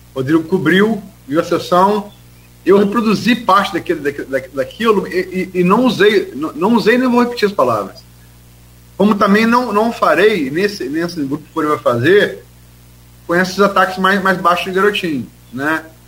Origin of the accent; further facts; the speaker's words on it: Campos dos Goytacazes, Rio de Janeiro, Brazil; also born or lived in Niterói; nasci em Niterói, mas fui criado desde uma unidade aqui em Campos